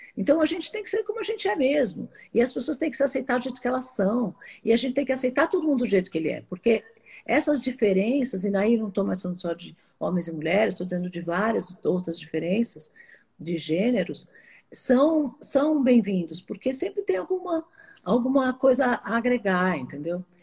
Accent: Brazil; eu sou brasileira

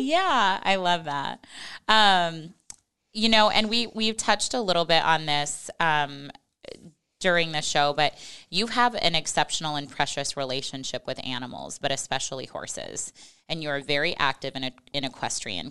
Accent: Western Nebraska, United States; I'm from Western Nebraska, and we had horses growing up at the ranch

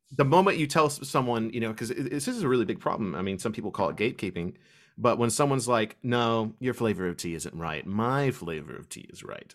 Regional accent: Kentucky, United States; I was from Kentucky

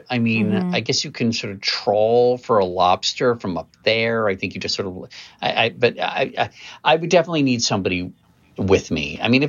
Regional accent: Maryland, United States; Okay, I'm from Maryland

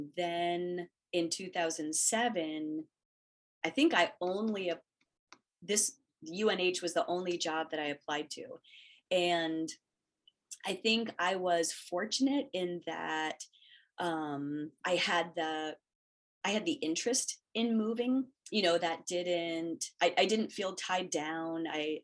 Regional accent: Hawaii, United States; born there; now in New Hampshire, United States; I was born in Hawaii and now I live in New Hampshire

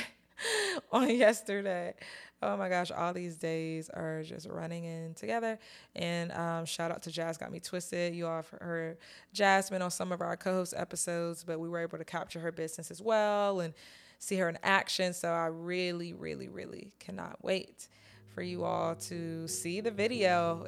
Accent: North Carolina, United States; moved away; I'm from North Carolina, but I don't live there anymore

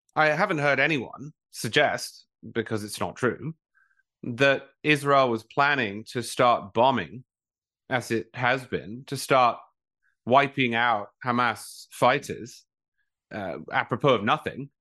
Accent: England, United Kingdom; now in United States; I'm from England originally

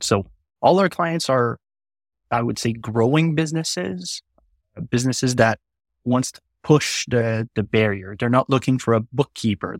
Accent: Quebec, Canada; accent: French; English is a second language

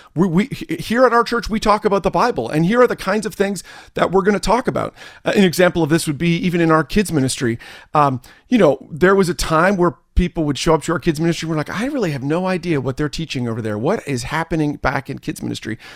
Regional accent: Canada; also born or lived in New Jersey, United States; I am Canadian

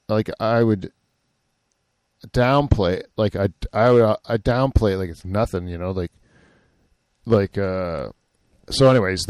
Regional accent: Canada

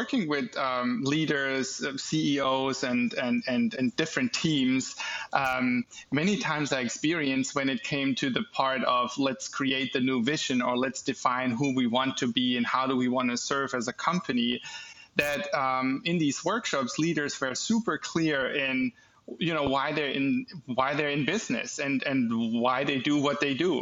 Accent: Germany; moved away as an adult; now in United States; I'm born and raised in Germany. Went to school there, got my education there, also started my first business in Germany before I moved over to the United States in 2016

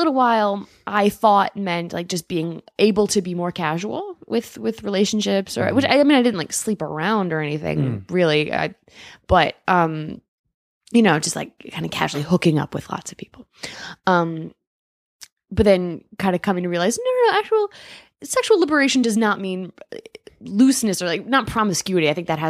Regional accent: Midwest, United States; now in New York, United States; I find this be very interesting because when I'm from the Midwest

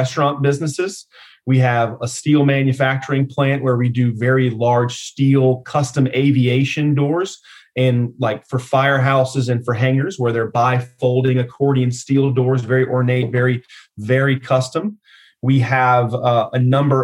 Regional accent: Baton Rouge, Louisiana, United States; moved away as an adult; now in Texas, United States; I'm born and raised in Baton Rouge, Louisiana

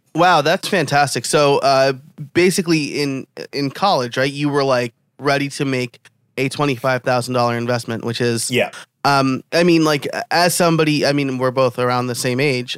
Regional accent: New York, United States; being a New Yorker myself.

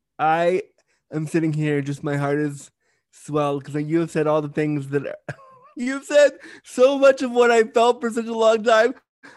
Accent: California, United States; also born or lived in Canada; I'm a Canadian slash American. I was born in California.

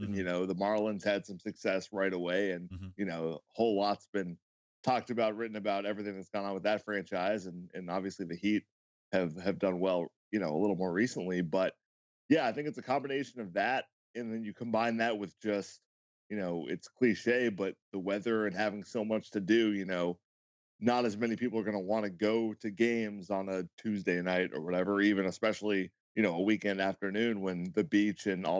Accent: Ipswich, Massachusetts, United States; moved away as an adult; also born or lived in Miami, Florida; now in Florida, United States; I grew up a little bit north of Boston. I lived in a town called Ipswich, Massachusetts. Changed course, decided I'd had enough of winter, and I've pretty much been in Florida ever since then.

